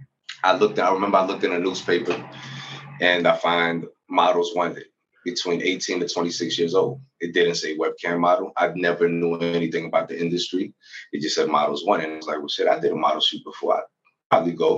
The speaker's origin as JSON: {"language": "English", "country": "United States", "tie": "born or raised there", "also_born_or_lived": "Venezuela", "moved": "as an adult", "said": "I grew up in the United States"}